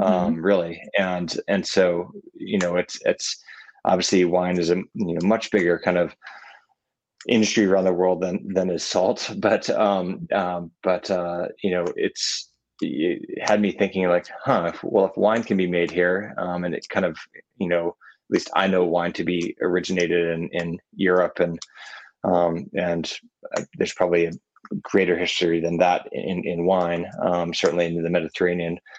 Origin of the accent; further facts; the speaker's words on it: Burlington, Vermont, United States; also born or lived in Virginia; I was born in Virginia. Um, mm-hmm. And then we moved to Vermont, um, to Burlington